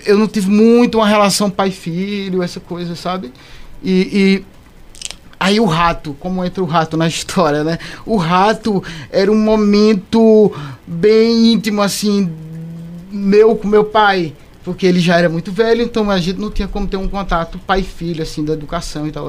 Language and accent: Portuguese; Caruaru, Pernambuco, Brazil; eu sou daqui de Caruaru